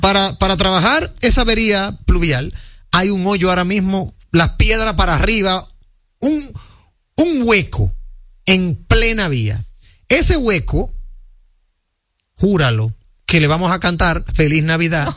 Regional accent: Dominican Republic; nosotros los dominicanos

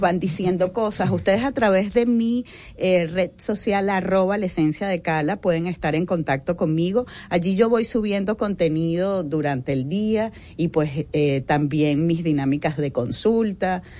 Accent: Venezuela; now in Dominican Republic; yo soy de Venezuela y yo me he encontrado aquí

